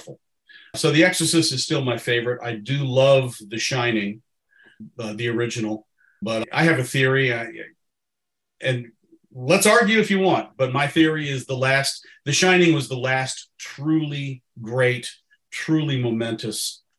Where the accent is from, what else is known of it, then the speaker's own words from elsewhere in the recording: Hampton, Virginia, United States; now in Central Virginia, United States; I'm from Hampton, Virginia, living in Central Virginia right now.